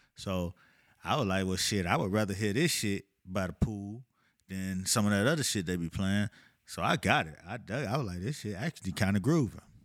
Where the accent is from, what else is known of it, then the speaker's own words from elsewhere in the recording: Miami, Florida, United States; I'm from Miami